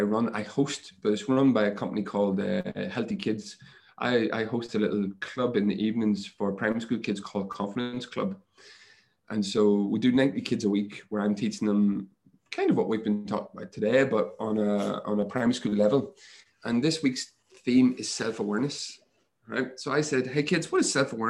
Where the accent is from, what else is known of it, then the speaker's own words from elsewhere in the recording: Northern Ireland, United Kingdom; moved away as an adult; also born or lived in Montpellier, France; when I grew up in Ireland, in Northern Ireland, physical contact wasn't the thing that we did